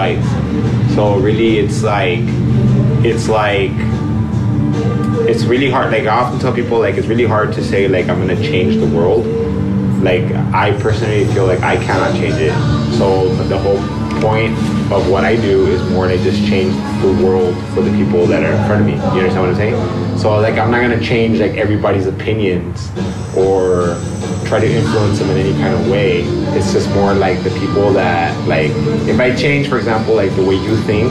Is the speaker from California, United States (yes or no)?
yes; Los Angeles, California, United States; I grew up in South Central LA, like, in Watts